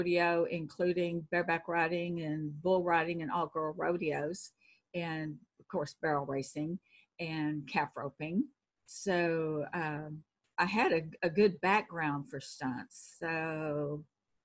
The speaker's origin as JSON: {"language": "English", "region": "Texas", "country": "United States", "accent": "Texan", "said": "I'm Texan."}